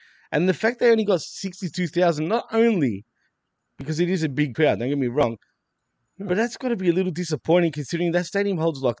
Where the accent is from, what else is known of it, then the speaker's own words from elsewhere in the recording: Cardiff, Wales, United Kingdom; We come from Cardiff in Wales in the UK